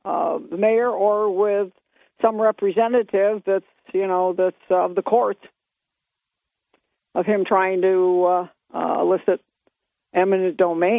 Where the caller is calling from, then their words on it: Binghamton, New York, United States; … from Binghamton.